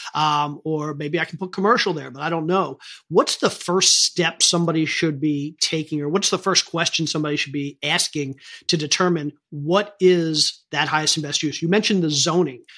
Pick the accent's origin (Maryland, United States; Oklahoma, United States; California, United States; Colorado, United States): Maryland, United States; I grew up in Maryland.